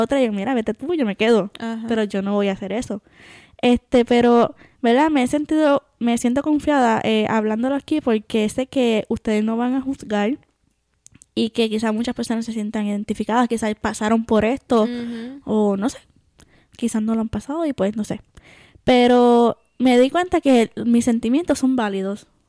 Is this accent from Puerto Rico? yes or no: yes; Puerto Rico; moved away as an adult; cuando, cuando me fui de Puerto Rico, me acuerdo, sí, lloré porque me estaba despidiendo, ¿verdad? Me iba a dejar por primera vez tanto tiempo de mi familia.